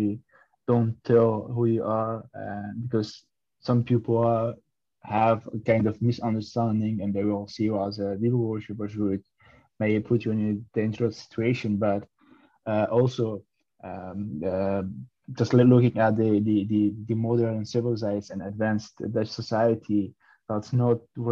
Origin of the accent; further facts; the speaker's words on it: Iraq; now in Netherlands; I was born and raised up in Iraq. In 2012, we came to the Netherlands as refugees.